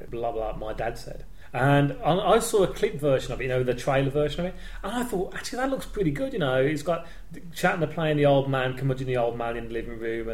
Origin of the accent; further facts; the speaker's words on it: Birmingham, West Midlands, United Kingdom; we come from Birmingham